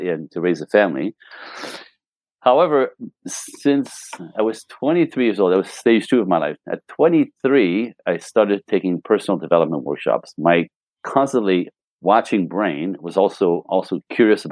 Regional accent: Canada; moved away as an adult; also born or lived in Los Angeles; I'm Canadian

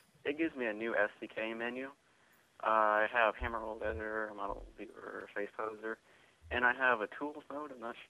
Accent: United States; I'm American.

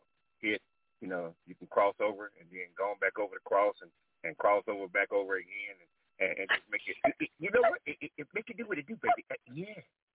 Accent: Louisiana, United States; you know I'm from Louisiana.

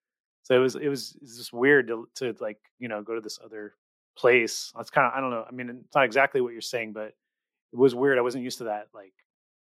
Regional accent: California, United States; also born or lived in Las Vegas; growing up in California

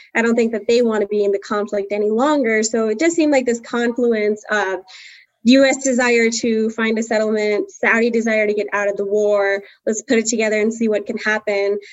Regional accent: South India, India; now in United States; I'm Indian, Southern Indian. And growing up in India

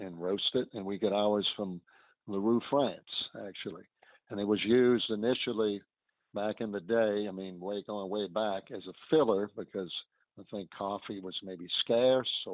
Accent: New Orleans, Louisiana, United States; Mid-City, which I grew up in Mid-City.

